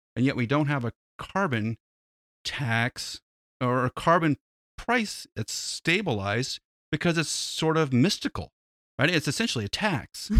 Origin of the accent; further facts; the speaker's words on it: United States; as an American